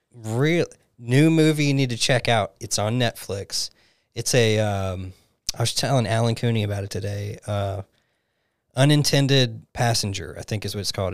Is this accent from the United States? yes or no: yes; Alabama, United States; moved away as an adult; I grew up in Alabama my whole life.